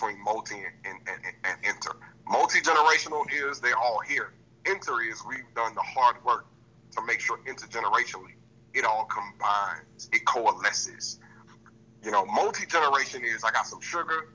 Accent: the South, United States; now in Georgia, United States; I'm from the South

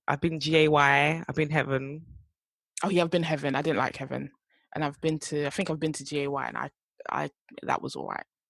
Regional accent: United Kingdom; also born or lived in Ghana (heritage); us being British, me and … being Ghanaian

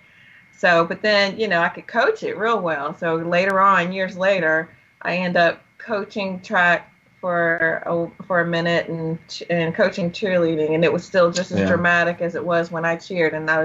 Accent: Malden, South Carolina, United States; from Malden, South Carolina

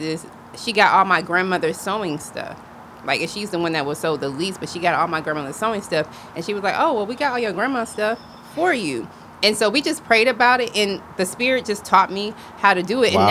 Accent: Greenwood, South Carolina, United States; also born or lived in Orangeburg, South Carolina; now in Atlanta, United States; I grew up in Greenwood, South Carolina

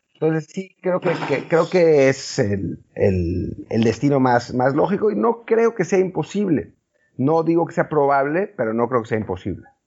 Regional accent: Mexico; como mexicano

